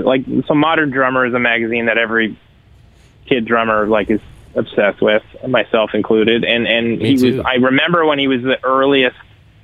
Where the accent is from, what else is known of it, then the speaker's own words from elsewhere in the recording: Canada; Like, as a Canadian and a drummer, it's inevitable.